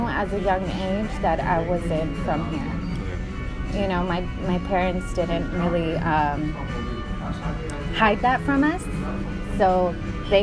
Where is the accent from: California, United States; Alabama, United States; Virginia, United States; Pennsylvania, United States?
California, United States; moved away as an adult; also born or lived in Mexico / Bay Area; now in Long Island, New York, United States; I'm originally from California, Southern California, and then I moved to Northern California, like the Bay Area. But, you know, I'm a DACA recipient. So I came to the United States when I was 2 years old